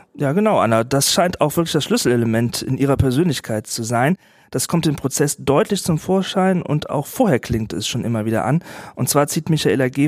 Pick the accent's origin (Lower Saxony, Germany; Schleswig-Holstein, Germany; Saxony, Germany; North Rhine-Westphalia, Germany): North Rhine-Westphalia, Germany; Wachtberg; Ich bin in Wachtberg Philipp aufgewachsen, dort zur Grundschule gegangen und habe da einen Großteil meines Lebens bislang verbracht.